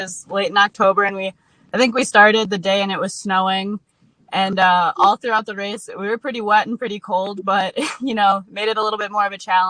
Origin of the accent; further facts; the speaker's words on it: Illinois, United States; also born or lived in Wisconsin; I'm from Illinois, but I went to school in Wisconsin, so I'm kind of familiar with that area.